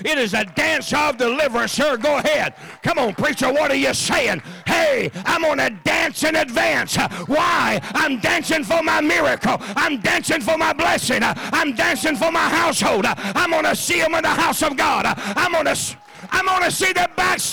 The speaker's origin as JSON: {"language": "English", "region": "the South", "country": "United States", "said": "I'm from the South"}